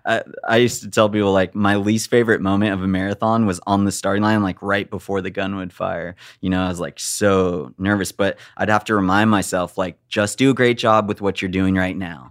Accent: Big Bear Lake, California, United States; I grew up in Big Bear Lake where it's mountainous and beautiful

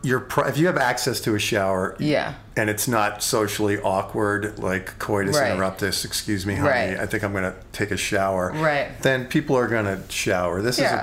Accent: Long Island, New York, United States; moved away as an adult; also born or lived in Virginia / San Francisco / Sausalito; now in Los Angeles, United States; Grew up on Long Island, college in Virginia, 20 years in Purgatory, aka San Francisco, mm-hmm. and Sausalito. And then I was back in New York for 4 years, and I just moved out to LA at the beginning of the year

